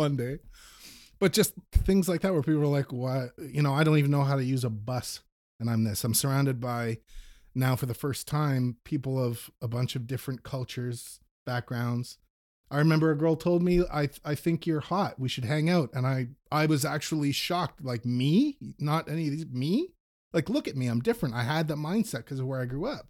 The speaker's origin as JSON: {"language": "English", "town": "Manitouwadge", "region": "Ontario", "country": "Canada", "tie": "born or raised there", "said": "I grew up in a very small Northern Ontario town"}